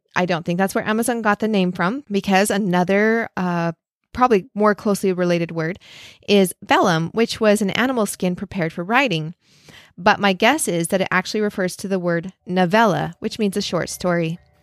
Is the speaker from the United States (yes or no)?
yes; Idaho, United States; where I grew up in Idaho